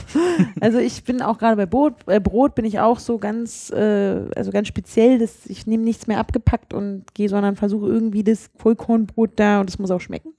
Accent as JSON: {"language": "German", "region": "Berlin", "country": "Germany", "tie": "born or raised there", "said": "ich bin ja in Mitte aufgewachsen und teilweise in Friedrichshain"}